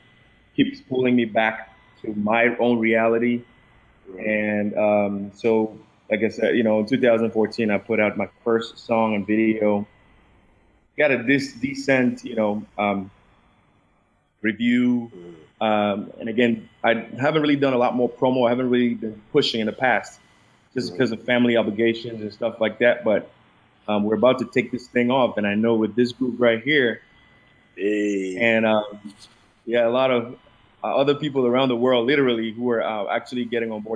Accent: Cameroon; English is a second language; moved away as an adult; now in United States; I did music back in primary school in Cameroon and all the way to secondary school in Cameroon.

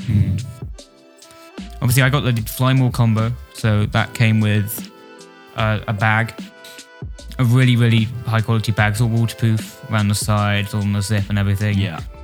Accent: Wales, United Kingdom; I'm a guitarist from Wales, sort

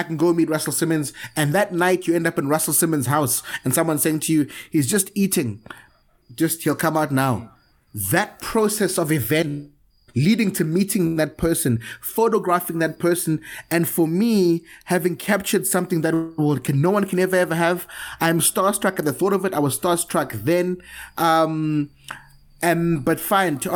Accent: Cape Town, Western Cape, South Africa; born or raised there; also born or lived in Zimbabwe

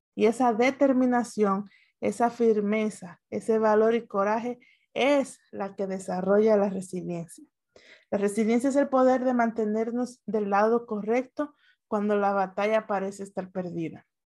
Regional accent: Dominican Republic; yo soy dominicana

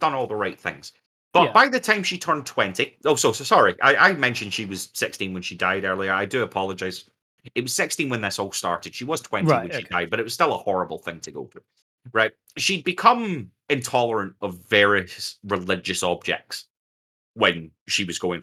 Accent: United Kingdom; We're also British

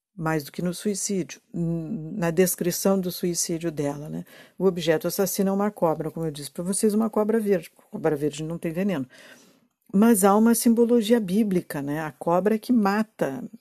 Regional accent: Rio Grande do Sul, Brazil; eu sou gaúcha e eu conheço essa zona aqui

